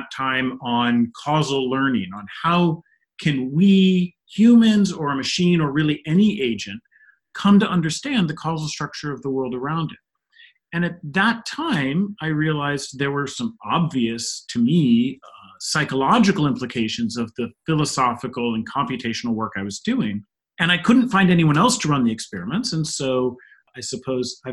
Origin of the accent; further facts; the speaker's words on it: Northeast Ohio, United States; moved away as an adult; now in Pittsburgh, United States; growing up in Northeast Ohio